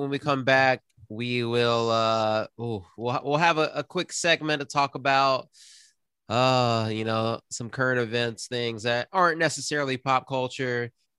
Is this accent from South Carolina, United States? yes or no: yes; South Carolina, United States; we're all from South Carolina.